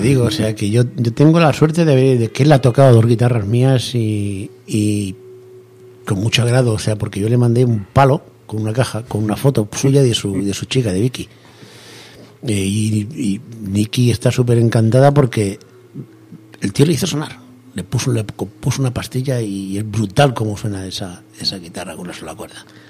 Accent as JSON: {"language": "Spanish", "town": "Turleque", "region": "Castilla-La Mancha", "country": "Spain", "said": "a Turleque, un pueblecito de Turleque, mi pueblo, a Turleque"}